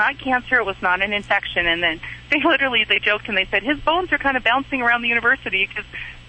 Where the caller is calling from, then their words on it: Montana, United States; From Montana.